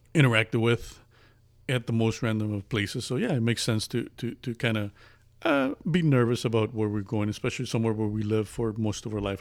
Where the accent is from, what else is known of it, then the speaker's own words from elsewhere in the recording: Las Vegas, Nevada, United States; moved away as an adult; now in Midwest, United States; I'm originally from Las Vegas, uh, moved to the Midwest. I've lived there most of my life, moved to the Midwest about a year ago.